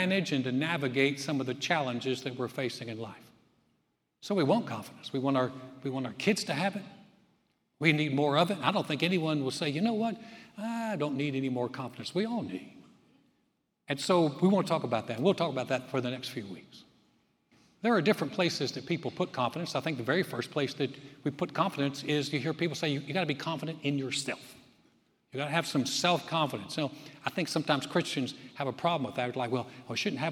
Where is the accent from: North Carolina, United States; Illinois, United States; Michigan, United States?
North Carolina, United States; now in Texas, United States; I grew up in North Carolina.